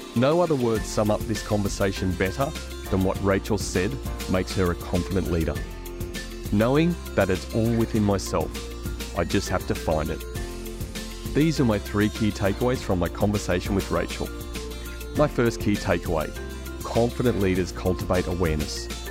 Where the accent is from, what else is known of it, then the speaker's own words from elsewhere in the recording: Queensland, Australia; I'm a Queenslander